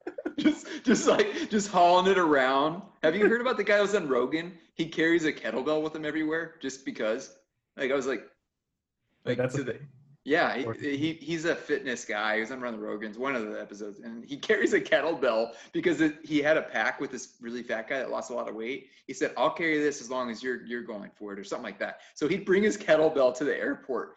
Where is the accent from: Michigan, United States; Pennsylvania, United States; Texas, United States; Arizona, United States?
Arizona, United States; Peoria; we come from Phoenix, West Peoria. You know, me and Eric come from West Peoria, South Peoria